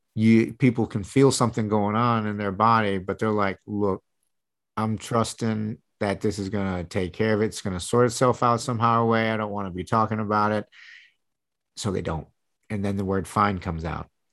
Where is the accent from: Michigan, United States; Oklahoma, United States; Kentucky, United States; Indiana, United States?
Michigan, United States; also born or lived in Tampa Bay area, Florida; now in Tampa Bay, United States; I was born and raised in Michigan